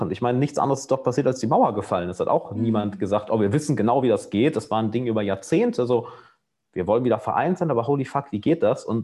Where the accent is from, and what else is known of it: Germany; moved away